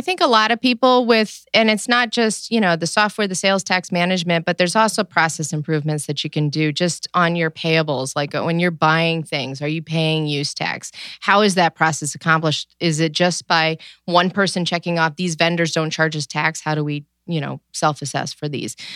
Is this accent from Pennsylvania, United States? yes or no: no; New York, United States; now in Cleveland, United States; I am originally from New York